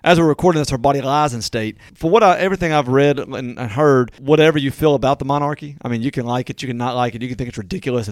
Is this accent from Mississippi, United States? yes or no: yes; Natchez, Mississippi, United States; Natchez, which, of course, is my hometown